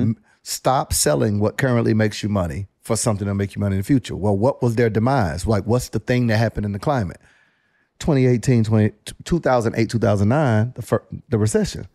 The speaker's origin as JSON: {"language": "English", "town": "Panama City", "region": "Florida", "country": "United States", "tie": "born or raised there", "said": "I grew up in Panama City, Florida. Very small town"}